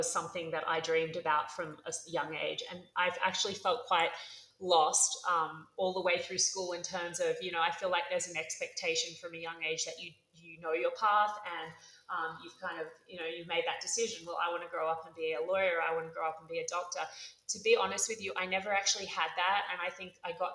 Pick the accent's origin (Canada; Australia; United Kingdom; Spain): Australia; moved away as an adult; also born or lived in Los Angeles; now in Mexico City, Mexico; my hometown, Australia